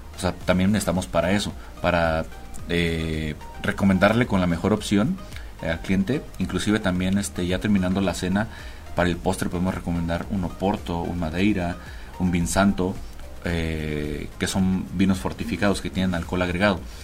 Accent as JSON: {"language": "Spanish", "town": "Cabo San Lucas", "region": "Baja California Sur", "country": "Mexico", "moved": "as an adult", "lives_now": "Mexico City, Mexico", "said": "llevo radicando en la ciudad aproximadamente seis años, soy de Cabo San Lucas, Los Cabos."}